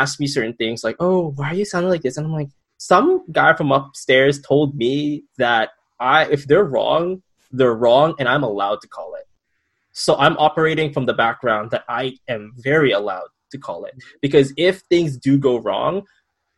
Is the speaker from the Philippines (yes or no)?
yes; Philippines; culturally as a Filipino